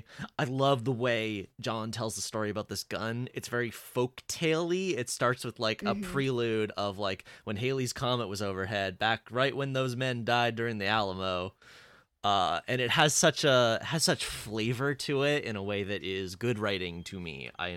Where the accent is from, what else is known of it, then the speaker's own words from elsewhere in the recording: Canada; As a Canadian